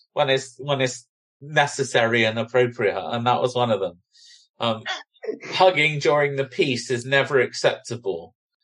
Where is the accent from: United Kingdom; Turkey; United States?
United Kingdom; Bristol, South West England; accent: Bristolian; What's wrong with my Bristolian accent?